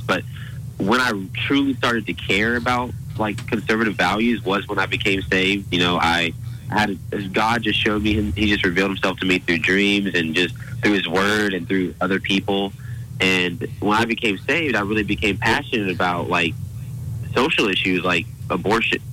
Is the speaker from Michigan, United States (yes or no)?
no; Auburn, Alabama, United States; born and raised Auburn, Alabama